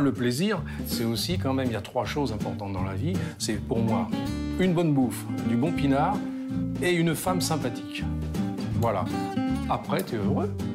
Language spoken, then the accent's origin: French; France; moved away as an adult; now in Sochi, Russia; je suis français